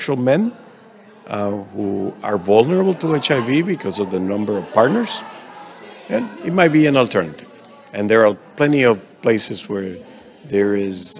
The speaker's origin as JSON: {"language": "English", "country": "Dominican Republic", "tie": "born or raised there", "said": "I am from the Dominican Republic, so working in my native country"}